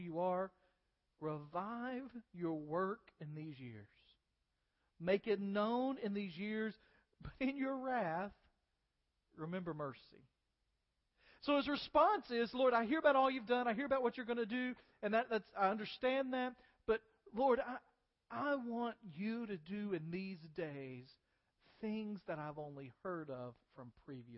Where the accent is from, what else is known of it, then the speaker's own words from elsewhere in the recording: United States; as American believers